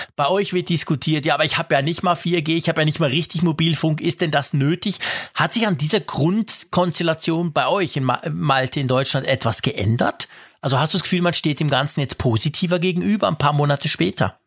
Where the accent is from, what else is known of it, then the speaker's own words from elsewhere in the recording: Switzerland; also born or lived in Bern; bei uns in der Schweiz